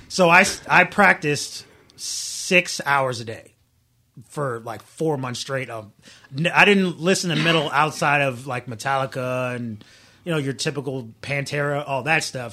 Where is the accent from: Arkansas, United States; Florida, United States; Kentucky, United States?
Florida, United States; Daytona Beach; moved away as an adult; I'm from Florida, been there my whole life for the most part.